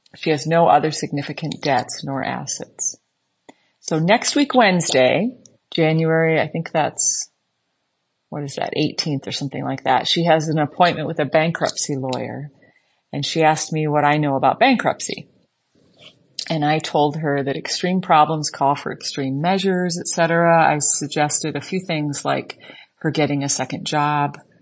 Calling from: Islamabad, Islamabad Capital Territory, Pakistan; I'm calling from Islamabad, Pakistan. where I work for the U S government

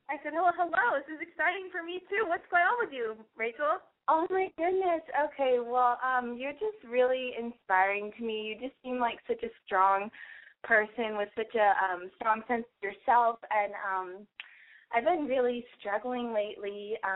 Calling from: Santa Monica, California, United States; I'm calling from Santa Monica. I'm 23.

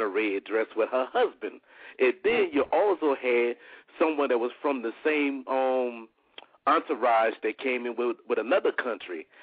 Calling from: New Orleans, Louisiana, United States; I'm calling down from New Orleans, Louisiana

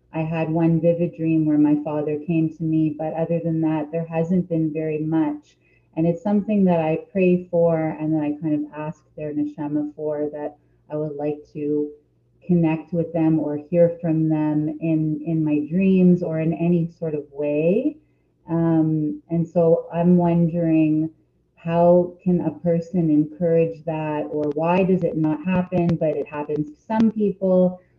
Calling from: Toronto, Ontario, Canada; I'm calling in from Toronto and Canada.

